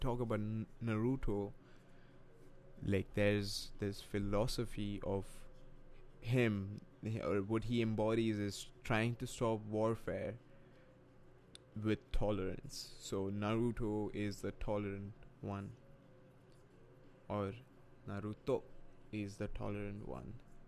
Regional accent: India; English is a second language; moved away; I wasn't always like this. I was born and raised in India, but I guess that's what happens when you live in another country for a while.

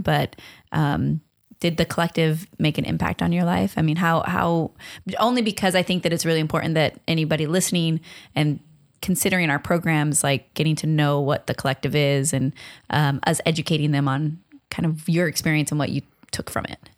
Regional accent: Long Beach, California, United States; I'm from Long Beach, very proudly

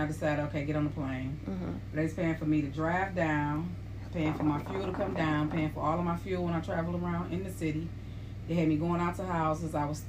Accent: Detroit, Michigan, United States; we're from Detroit.

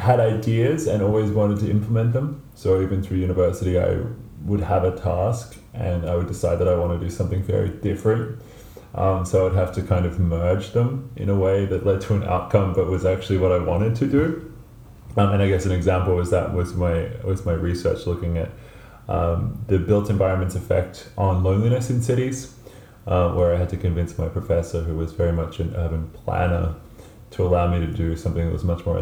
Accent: Melbourne, Victoria, Australia; moved away; I'm from Melbourne, Australia, originally

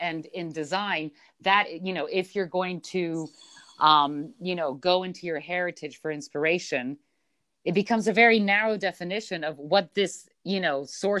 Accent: Belgium; also born or lived in Switzerland / Philippines / United States; You know, I was born in Switzerland, but raised in Belgium and the Philippines, and time in the U.S.

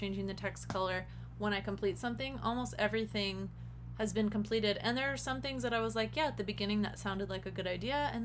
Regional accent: Las Vegas, Nevada, United States; growing up in Vegas

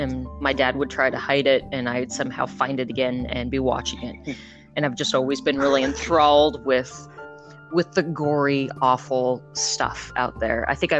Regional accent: United States; moved away as an adult; now in Scotland, United Kingdom; So I am originally from America, obviously. I moved to Scotland because my husband is Scottish about 3 years ago.

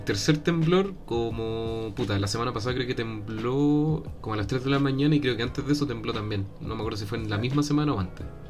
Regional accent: Peñalolén, Santiago Metropolitan Region, Chile; Soy de Peñalolén

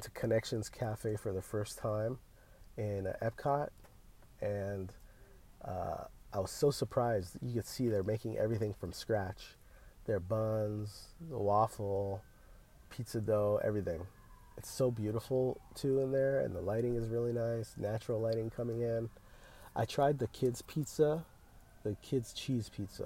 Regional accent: California, United States; we're from California. We don't get much rain.

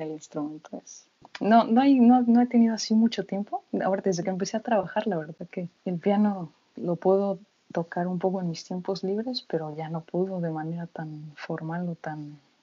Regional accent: Mexico; moved away as an adult; now in Germany; desde que salí de México

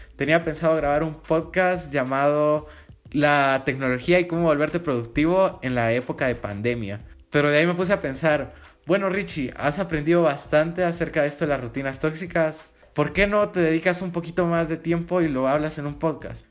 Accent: Guatemala; yo soy de Guatemala

